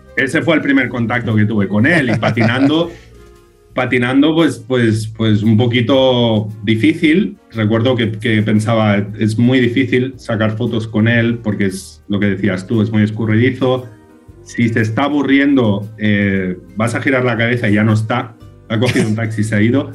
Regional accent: Sants, Catalonia, Spain; imagínate de estar aquí en mi pueblo, en Sans

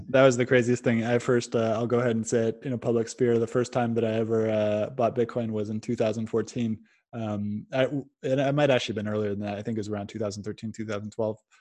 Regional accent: Silicon Valley, California, United States; I'm come from the Silicon Valley

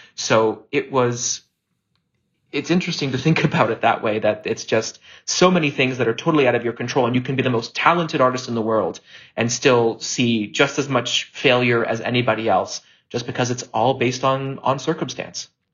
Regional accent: Hamilton, Ontario, Canada; a company in my hometown, Theater Aquarius

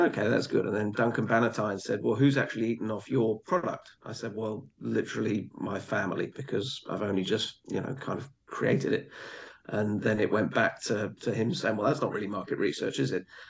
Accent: England, United Kingdom; I grew up in a in a pretty small English um, village

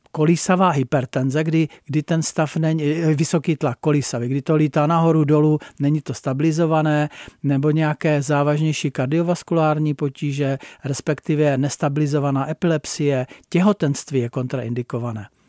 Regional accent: Blansko, South Moravian Region, Czechia; moved away as an adult; now in Jeseník, Czech Republic; vlastně můj domov bylo Blansko, protože pocházím z Blanska, ale můj domov je Seník

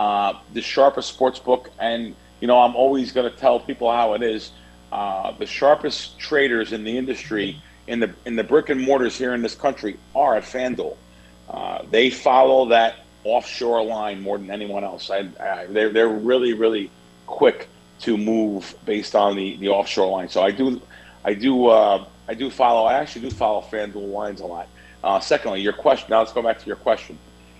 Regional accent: New York, United States; I'm from New York originally. It's a rite of passage. We've been betting sports since I was, in the bassinet.

